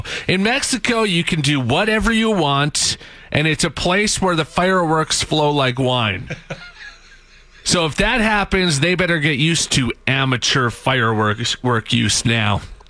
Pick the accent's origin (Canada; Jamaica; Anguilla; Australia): Canada; Edmonton, Alberta; It's my right as a Canadian, an Albertan, and an Edmontonian